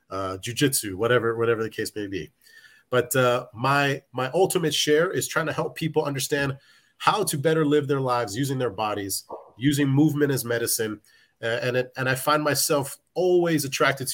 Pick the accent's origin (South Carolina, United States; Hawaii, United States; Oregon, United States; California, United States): Hawaii, United States; Being an athlete as a kid, growing up in Hawaii, you play football, that's what everybody does.